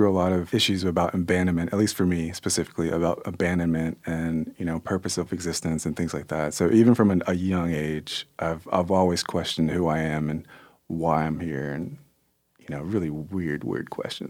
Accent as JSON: {"language": "English", "town": "Kansas City", "country": "United States", "tie": "born there", "said": "And so I was born in Kansas City."}